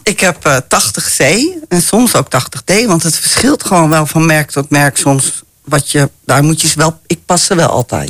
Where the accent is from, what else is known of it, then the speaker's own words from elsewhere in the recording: Amsterdam, North Holland, Netherlands; ik ben ook heel vrij opgevoed, hè. Wij komen uit Amsterdam